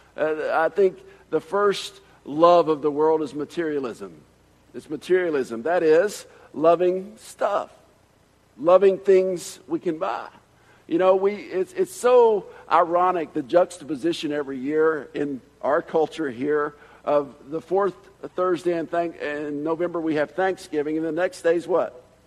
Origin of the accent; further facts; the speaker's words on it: Atlanta, Georgia, United States; I'm from Georgia, uh, but I'm from the big city in Georgia, Atlanta. Uh, that's where I, I, grew up and where I always was raised.